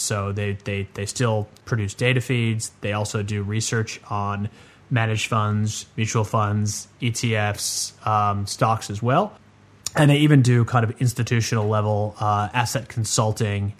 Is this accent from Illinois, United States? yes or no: yes; Chicago, Illinois, United States; now in Sydney, Australia; I'm I'm living in Sydney, I'm originally from Chicago